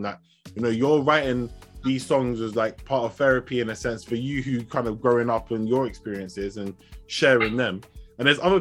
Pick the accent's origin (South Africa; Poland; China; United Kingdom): United Kingdom; also born or lived in Ibadan, Nigeria (ancestry); I'm British born.